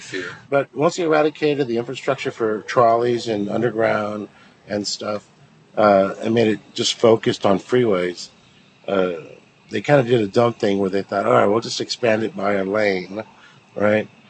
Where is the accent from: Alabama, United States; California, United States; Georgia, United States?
California, United States; La Mirada; also born or lived in East Los Angeles; La Mirada High School